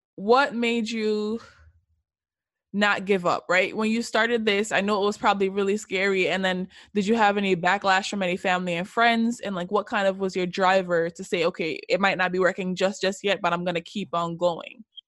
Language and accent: English; Jamaica; I'm also Jamaican born and raised